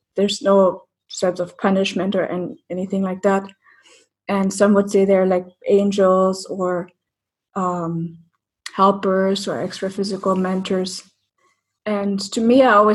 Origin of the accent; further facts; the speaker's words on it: East Germany, Germany; I grew up in East Germany